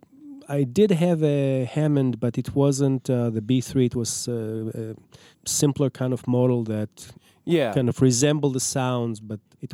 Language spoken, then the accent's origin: English; Israel; now in Minneapolis, United States; I'm from Israel.